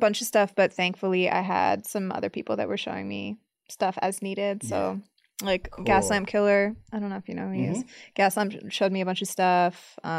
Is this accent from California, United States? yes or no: yes; Diamond Bar, California, United States; also born or lived in Whittier; Diamond Bar. So I was like 30 minutes out of the city. Yeah.